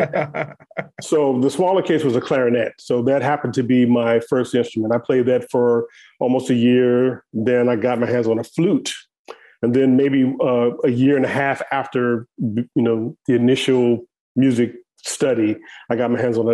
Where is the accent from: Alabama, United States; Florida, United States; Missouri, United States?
Missouri, United States; St. Louis; I grew up in St. Louis, Missouri, which is a very musical place.